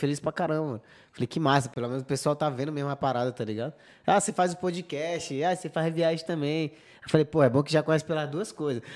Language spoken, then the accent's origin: Portuguese; Pará, Brazil; now in Spain; no Pará também, que é de onde eu sou